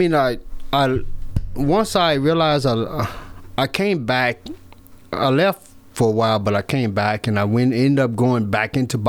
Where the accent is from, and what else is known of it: Columbia, Tennessee, United States; born or raised there